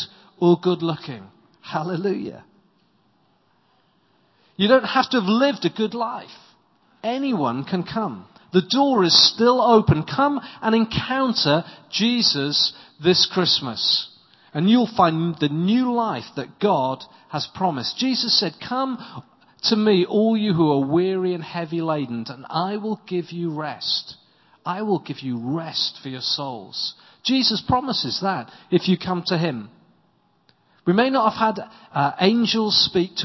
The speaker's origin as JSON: {"language": "English", "region": "South Wales valleys", "country": "United Kingdom", "moved": "yes", "lives_now": "Winchester, United Kingdom", "said": "I come from South Wales, in the South Wales valleys"}